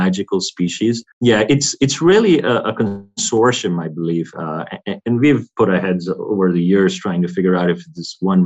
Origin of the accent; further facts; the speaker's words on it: India; moved away; also born or lived in United States / Europe; growing up in India, taking a lot of antibiotics, I think, and then migrating and being on different diets, Indian diet to American diet, and now more European diet